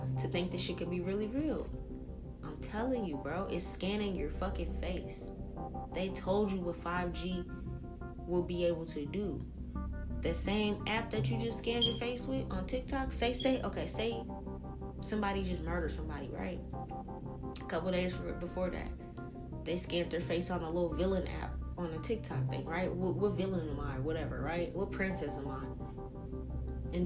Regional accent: New Orleans, Louisiana, United States; moved away; I'm from New Orleans. My entire family on both mom and dad's side is from New Orleans

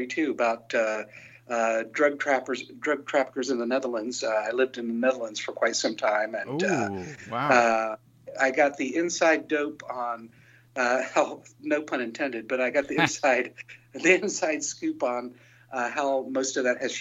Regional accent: Hamilton, Ohio, United States; moved away; I really wanted to play my hometown again. And so we set up a show right there in Hamilton, Ohio, where I come from

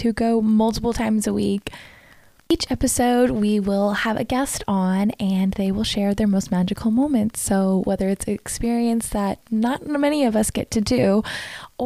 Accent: East Coast, United States; moved away as an adult; now in California, United States; Growing up on the East Coast

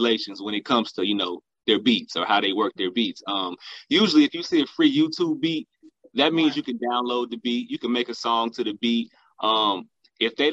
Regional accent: Dayton, Ohio, United States; Artist named … that I work with out of my hometown, Dayton, Ohio

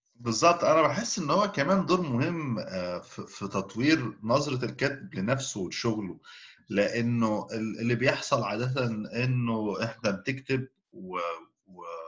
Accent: Egypt; احنا اتربينا في مصر

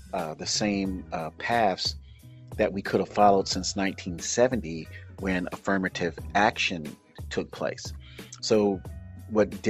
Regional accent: Oakland, California, United States; my hometown, Oakland, California

